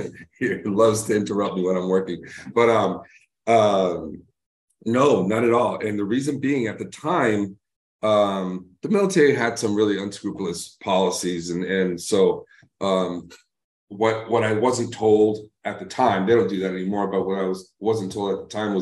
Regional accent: Lynn, Massachusetts, United States; also born or lived in New York; now in Arizona, United States; I grew up in Lynn, City of Sin

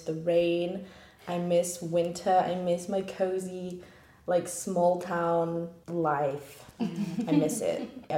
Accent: Yorkshire and the Humber, United Kingdom; I'm from England. Can you tell? Yorkshire. North of England

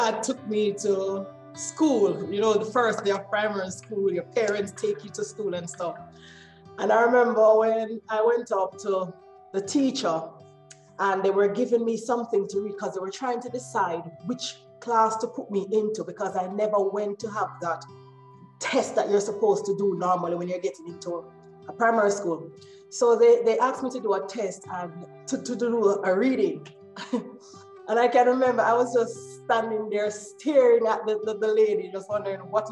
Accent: Kingston, Jamaica; now in England; I was born and raised in Kingston, Jamaica

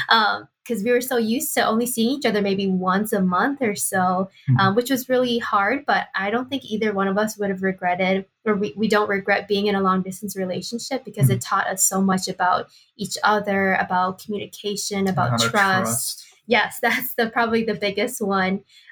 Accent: Milwaukee, Wisconsin, United States; now in Twin Cities, United States; and then I am originally from Milwaukee, Wisconsin.

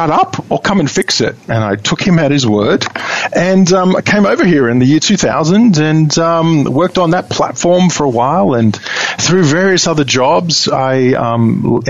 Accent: Sydney, New South Wales, Australia; accent: Australian; moved away as an adult; now in Seattle, United States; Aussie boy, born and bred in Sydney, Australia.

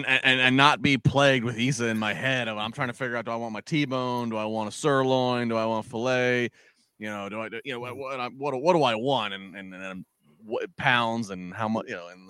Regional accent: Maryland, United States; I grew up in the Chesapeake Bay in Maryland.

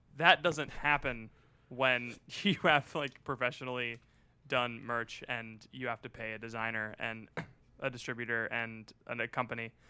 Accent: Florida, United States; My, uh, my hometown has an Air Force base. It's one of, like, the closest Air Force bases to Cuba

